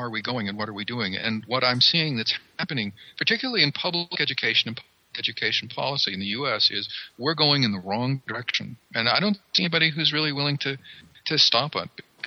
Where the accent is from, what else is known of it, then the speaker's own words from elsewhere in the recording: coastal Maine, United States; moved away as an adult; I come from Maine. I come from coastal Maine. Back in the old days, before I left Maine, I got a job and had to leave the state